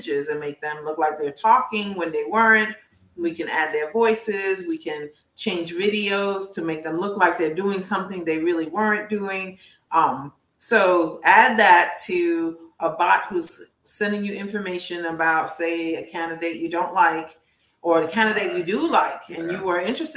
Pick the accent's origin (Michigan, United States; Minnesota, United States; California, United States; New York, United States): New York, United States; I'm from New York.